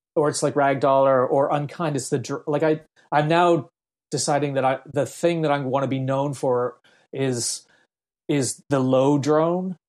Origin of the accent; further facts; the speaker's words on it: Halifax, Nova Scotia, Canada; moved away as an adult; also born or lived in Belfast, Northern Ireland / Jamaica; I settled in Middlesackville, which is outside of Halifax, and started to go to elementary school there, which is grade four or something, grade five, that's when I really was living in, in Canada